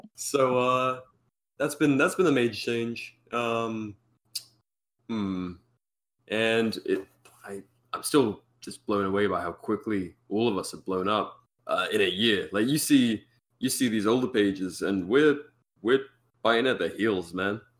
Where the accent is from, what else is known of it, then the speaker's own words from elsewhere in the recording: United Kingdom; being British